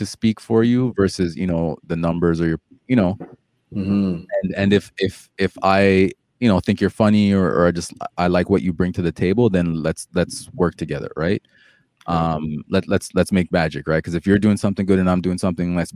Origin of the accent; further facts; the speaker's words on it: Toronto, Ontario, Canada; also born or lived in Jamaica; I came here when I was young